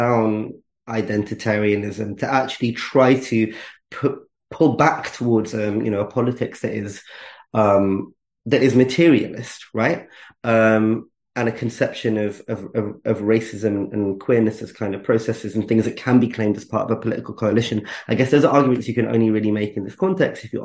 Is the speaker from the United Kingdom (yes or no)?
yes; United Kingdom; I'm British and I'm Asian